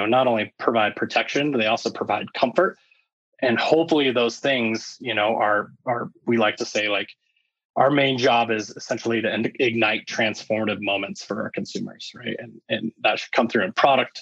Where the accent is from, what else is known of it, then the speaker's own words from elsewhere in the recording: Littleton, Colorado, United States; I actually grew up in Littleton, Colorado